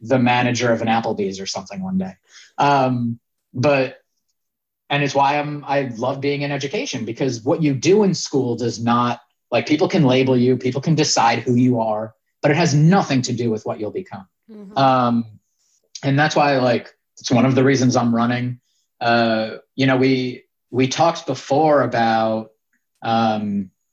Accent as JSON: {"language": "English", "town": "Yonkers", "region": "New York", "country": "United States", "tie": "born or raised there", "said": "I grew up in Yonkers, New York"}